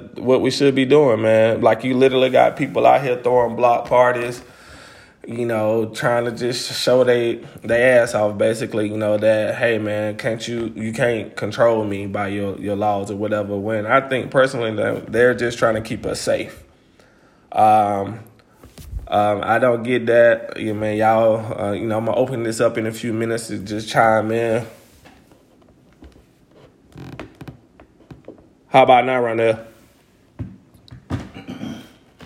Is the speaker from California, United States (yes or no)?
no; Greenville, Alabama, United States; moved away; my hometown of Greenville